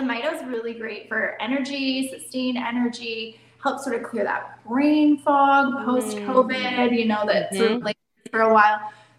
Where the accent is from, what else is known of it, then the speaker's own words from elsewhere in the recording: Canada; I am Canadian, but yes, I am German, and yes, I have a passport.